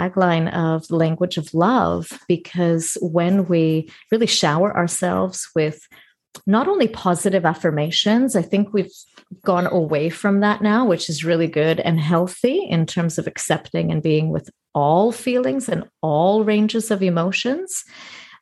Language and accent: English; Toronto, Ontario, Canada; moved away as an adult; also born or lived in northern Greece; now in Greece; I was born and raised in Toronto, Canada. And for the last 6 years, I've been living in Greece, in northern Greece